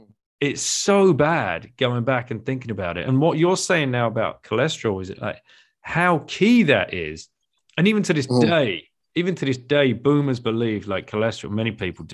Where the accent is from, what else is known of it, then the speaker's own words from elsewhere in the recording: United Kingdom; I grew up in the UK